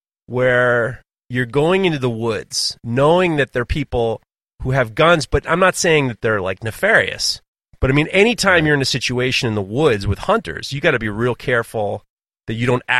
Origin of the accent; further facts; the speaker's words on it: New York City, New York, United States; also born or lived in Hudson Valley, United States; growing up in New York City, but also in the Hudson Valley, hunting was such a big part of our lives.